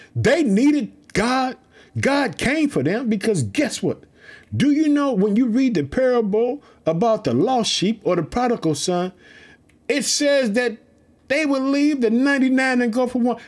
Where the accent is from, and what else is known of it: Chicago, Illinois, United States